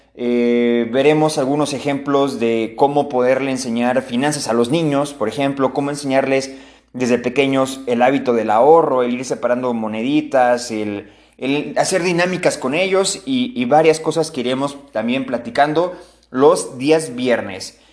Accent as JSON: {"language": "Spanish", "country": "Mexico", "said": "a todos como mexicanos"}